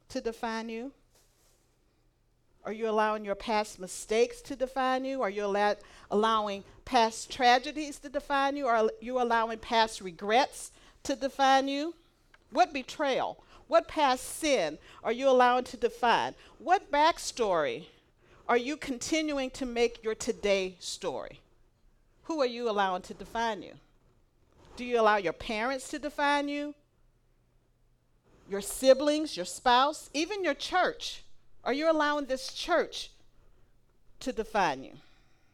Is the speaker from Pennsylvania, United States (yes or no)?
no; North Carolina, United States; we were from North Carolina